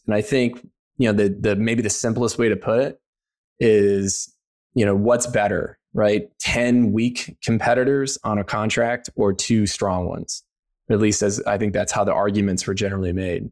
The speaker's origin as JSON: {"language": "English", "region": "Missouri", "country": "United States", "tie": "born or raised there", "also_born_or_lived": "Maryland", "moved": "as an adult", "said": "growing up in Missouri"}